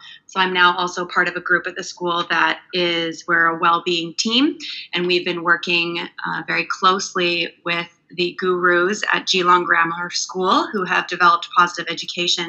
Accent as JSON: {"language": "English", "country": "Canada", "moved": "yes", "said": "I'm from Canada, and I taught in Canada for 7 years"}